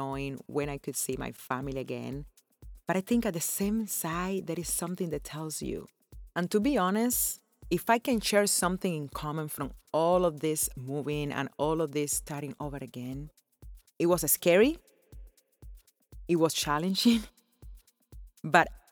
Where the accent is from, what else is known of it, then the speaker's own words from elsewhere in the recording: Cuba; moved away as an adult; also born or lived in Las Vegas, United States; now in Florida, United States; growing up in Cuba and how I came to live here in America.